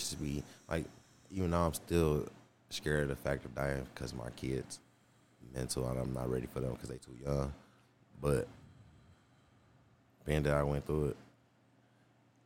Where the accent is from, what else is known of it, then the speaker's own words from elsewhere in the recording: Detroit, Michigan, United States; moved away as an adult; I was scared to move away from Detroit. That's all I knew